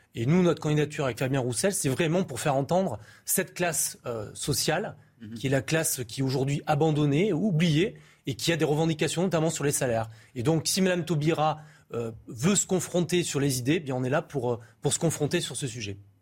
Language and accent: French; Périgueux, Nouvelle-Aquitaine, France; Je suis de Périgueux, à côté de Bergerac, et je joue au foot contre Bergerac quand j'étais euh, enfant